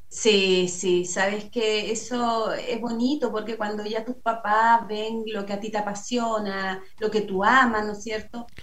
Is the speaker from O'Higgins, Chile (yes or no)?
no; San Pedro de la Paz, Biobío, Chile; acá me crié, acá nací, aquí hice toda como mi, mi vida infantil de niñez con mi familia